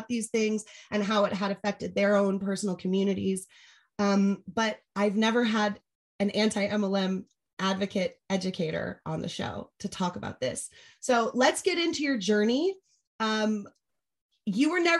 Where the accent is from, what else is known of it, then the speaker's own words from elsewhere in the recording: San Diego, California, United States; I'm from San Diego